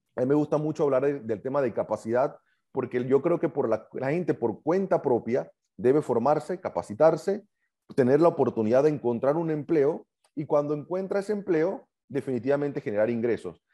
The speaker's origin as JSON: {"language": "Spanish", "country": "Panama", "said": "lo estamos pagando todo como panameños"}